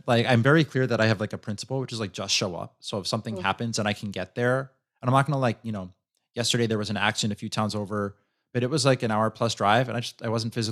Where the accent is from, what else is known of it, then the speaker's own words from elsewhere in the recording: New York City, New York, United States; moved away; I grew up in New York City